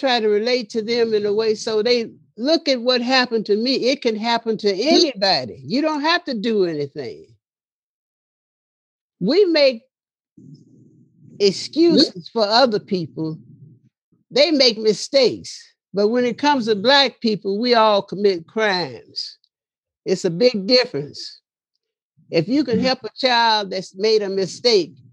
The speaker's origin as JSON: {"language": "English", "town": "Chicago", "region": "Illinois", "country": "United States", "tie": "born or raised there", "said": "I was born in Chicago"}